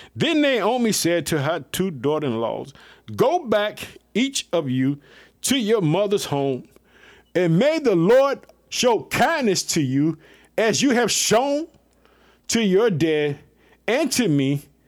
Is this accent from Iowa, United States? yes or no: no; Illinois, United States; also born or lived in Chicago; the state of Illinois, my home state. I live in the city of Chicago